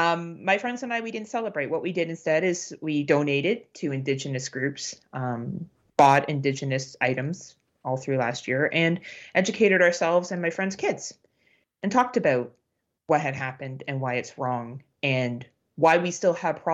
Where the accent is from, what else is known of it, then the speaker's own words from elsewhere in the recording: England, United Kingdom; now in Canada; I am a white cis female. I come from England.